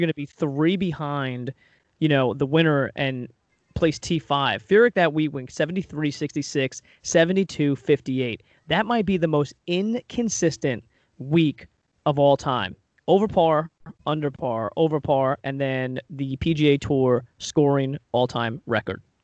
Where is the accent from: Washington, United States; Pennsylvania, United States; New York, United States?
New York, United States; Long Island; growing up on Long Island